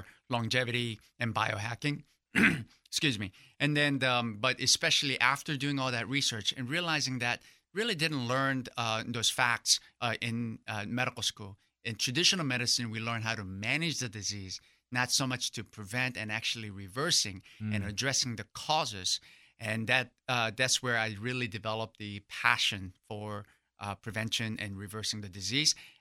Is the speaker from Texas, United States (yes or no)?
yes; Irving, Texas, United States; I grew up in Irving, North Dallas area.